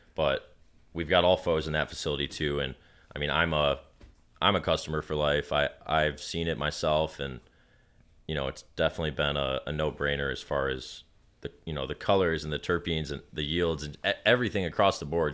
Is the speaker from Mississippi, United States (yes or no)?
no; Detroit, Michigan, United States; I'm from Detroit